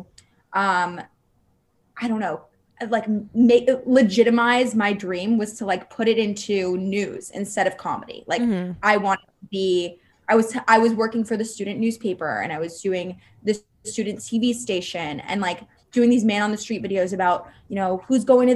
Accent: Los Angeles, California, United States; moved away as an adult; now in New York City, United States; I was raised in Los Angeles

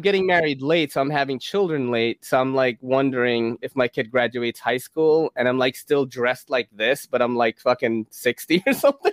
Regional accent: Philippines; moved away; I come from a third world country. I was born in the Philippines

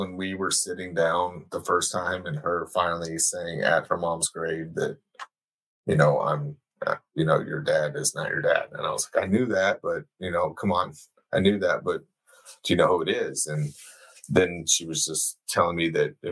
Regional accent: Houston, Texas, United States; I grew up in Houston

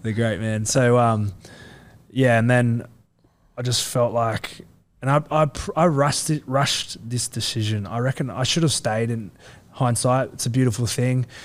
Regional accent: Central Coast, New South Wales, Australia; I'm from the Central Coast

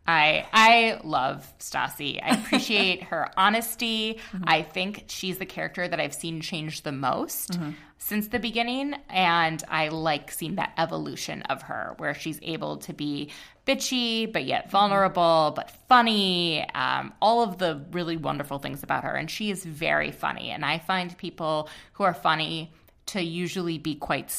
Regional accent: Minnesota, United States; we're both from Minnesota

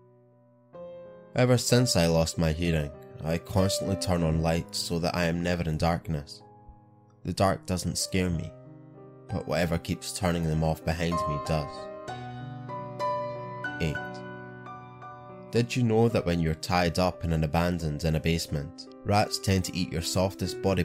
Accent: Scotland, United Kingdom; I'm your Scottish host

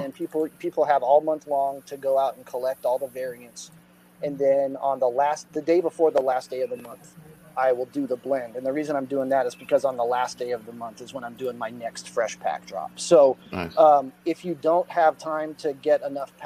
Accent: Austin, Texas, United States; also born or lived in Dallas, Texas; I'm an artist from Austin, Texas, originally, and I live in the Dallas area now

